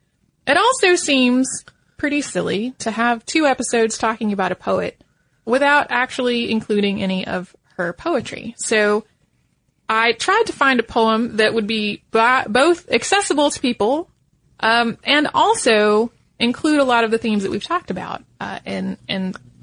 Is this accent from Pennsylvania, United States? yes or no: yes; Philadelphia, Pennsylvania, United States; also born or lived in Poland; I was born in Poland, but I was only 6 months old when my parents and I immigrated to the United States, settling in the Philadelphia area.